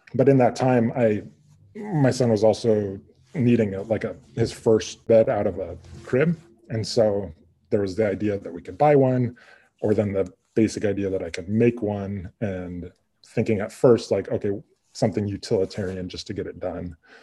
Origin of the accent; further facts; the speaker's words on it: Midwest, United States; moved away as an adult; also born or lived in Montana; I'm originally from the Midwest